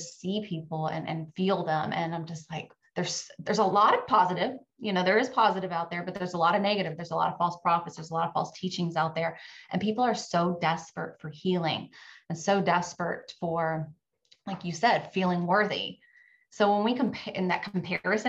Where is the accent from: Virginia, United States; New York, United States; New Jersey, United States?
Virginia, United States; now in Florida, United States; My husband and I grew up in Virginia